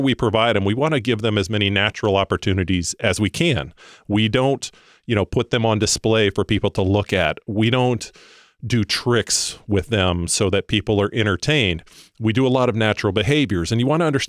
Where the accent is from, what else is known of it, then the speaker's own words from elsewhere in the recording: Florida, United States; I grew up in Florida